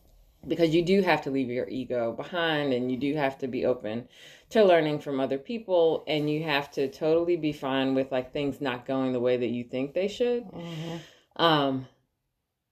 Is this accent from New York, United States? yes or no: yes; New York, United States; born and raised in New York, was in the arts forever